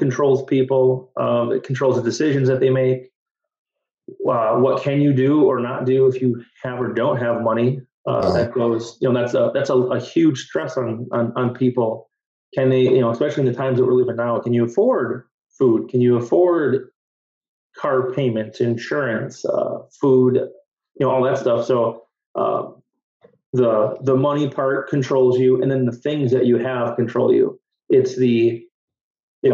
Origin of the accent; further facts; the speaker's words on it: Berlin, Wisconsin, United States; I'm from Berlin, Wisconsin.